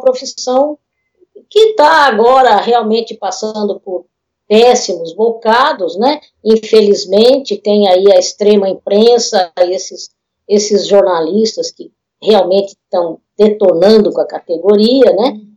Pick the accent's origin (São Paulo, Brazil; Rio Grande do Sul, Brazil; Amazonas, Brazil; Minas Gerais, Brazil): São Paulo, Brazil; Osasco; a gente é, é de Osasco, minha família é de Osasco